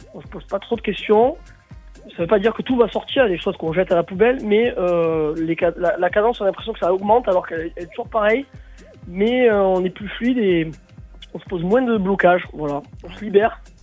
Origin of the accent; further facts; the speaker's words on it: Marseille, Provence-Alpes-Côte d'Azur, France; chez nous à Marseille